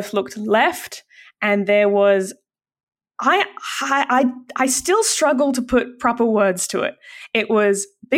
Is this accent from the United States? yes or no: no; Australia; as an Aussie